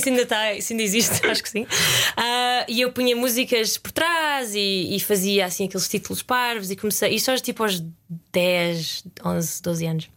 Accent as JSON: {"language": "Portuguese", "region": "Lisbon", "country": "Portugal", "tie": "born or raised there", "also_born_or_lived": "Guimarães, Portugal / Porto Alegre, Brazil", "moved": "as an adult", "lives_now": "United Kingdom"}